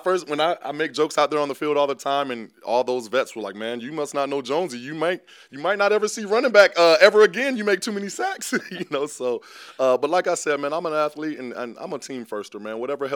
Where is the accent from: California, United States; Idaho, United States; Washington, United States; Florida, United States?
Florida, United States; Tampa; I'm just from Tampa, Florida. Like I said, father retired a Buccaneer and never left.